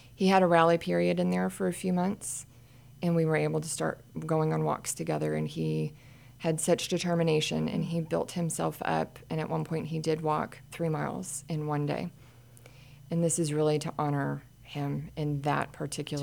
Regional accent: Midwest, United States; also born or lived in Kansas / Pennsylvania; now in Montgomery County, Texas, United States; I was from Midwest

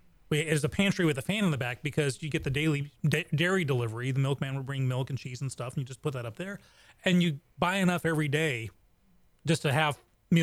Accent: England, United Kingdom; now in Texas, United States; I grew up in England

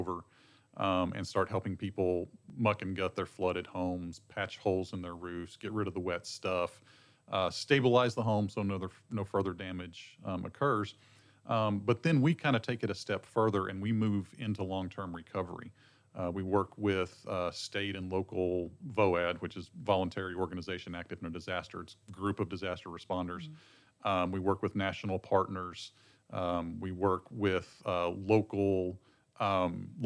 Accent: Texas Panhandle, United States; also born or lived in Lake Jackson, Texas; I'm from the Texas Panhandle originally

